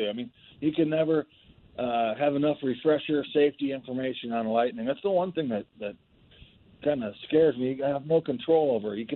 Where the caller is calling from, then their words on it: Steamboat Springs, Colorado, United States; I'm up in Steamboat Springs right now.